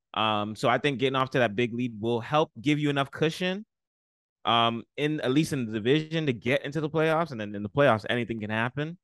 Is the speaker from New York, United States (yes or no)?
yes; New York City, New York, United States; I'm from the Bronx. I love everything about the Bronx.